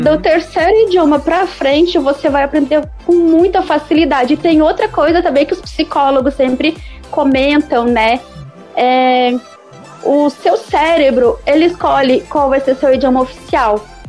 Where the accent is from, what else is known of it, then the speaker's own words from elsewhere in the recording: Brazil; eu sou brasileira